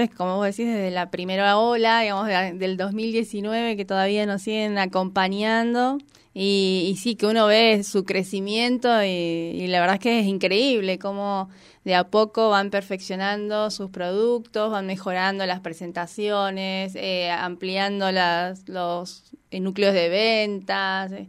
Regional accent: Patagonia, Argentina; estamos bueno, somos patagónicos.

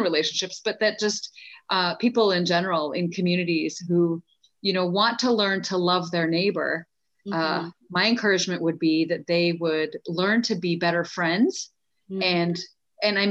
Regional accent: Canada; also born or lived in India; now in United States; I was born in India, but then grew up in Canada and then lived in the US

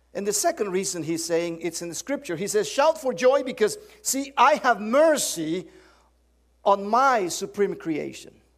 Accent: Guatemala; English is a second language; moved away as an adult; also born or lived in Cincinnati, Ohio, United States; I'm, I'm from the South. Seriously south of the border. I'm, I'm from, well, that's the south. I'm from Guatemala

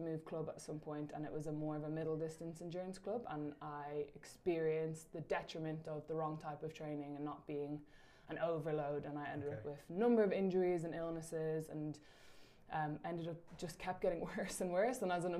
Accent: Dublin, Leinster, Ireland; Cool. So I'm obviously from Dublin.

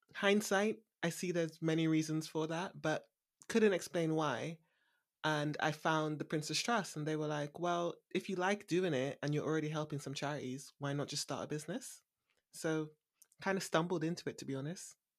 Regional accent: Bristol, South West England, United Kingdom; also born or lived in London; moving back to Bristol, my hometown

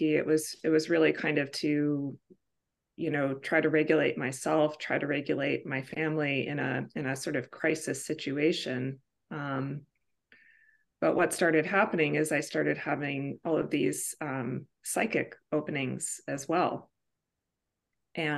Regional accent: Bay Area, California, United States; also born or lived in Woodside, California; I'm from the Bay Area, California

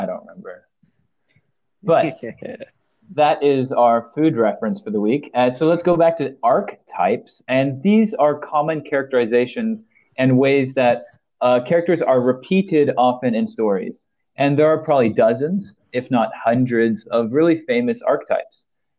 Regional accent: Philippines; As a person, I grew up in the Philippines, but I'm also married to a Brit. But technically, I'm an American, even though I've only lived there a minority of my life.

